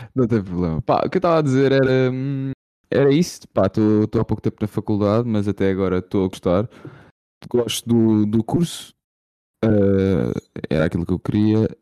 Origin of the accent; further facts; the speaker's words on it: Lisbon, Portugal; eu sou de Lisboa